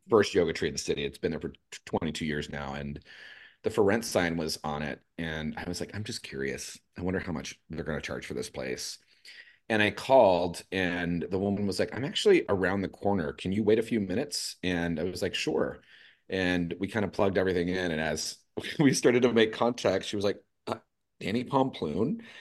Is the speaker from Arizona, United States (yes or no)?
no; Los Angeles, California, United States; moved away as an adult; also born or lived in San Diego; now in San Francisco, United States; I'm originally from East L